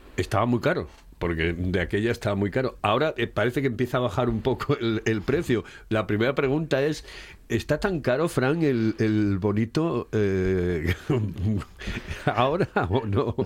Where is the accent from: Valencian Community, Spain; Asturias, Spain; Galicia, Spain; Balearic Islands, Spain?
Asturias, Spain; se cogieron unas costumbres que no teníamos como asturianos